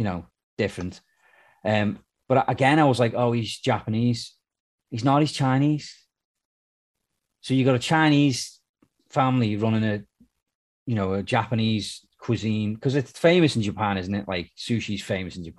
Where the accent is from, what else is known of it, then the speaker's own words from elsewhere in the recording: United Kingdom; moved away; I'm British.